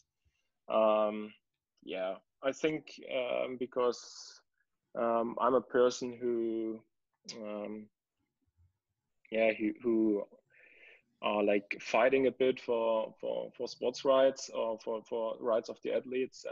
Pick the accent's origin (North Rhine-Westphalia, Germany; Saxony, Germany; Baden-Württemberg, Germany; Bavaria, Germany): Saxony, Germany; Dresden; English is a second language; I was born in Dresden, and after my school, I started for education to get a police or to be a police officer in Saxony